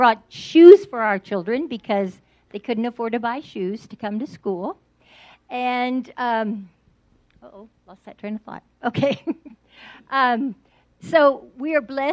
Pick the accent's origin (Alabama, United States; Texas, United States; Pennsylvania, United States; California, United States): Texas, United States; San Antonio; I'm from San Antonio, Texas